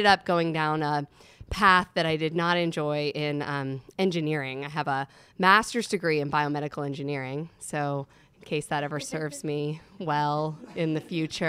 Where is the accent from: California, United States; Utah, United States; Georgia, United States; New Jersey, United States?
New Jersey, United States; northern; moved away as an adult; also born or lived in South Carolina; now in Asheville, United States; I was born in South Carolina, and then my father's job moved us up to New Jersey. So I grew up in northern New Jersey.